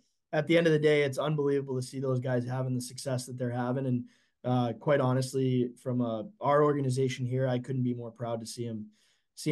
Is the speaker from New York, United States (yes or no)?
no; Assonet, Massachusetts, United States; moved away as an adult; now in Youngstown, United States; I am from Assonet, Massachusetts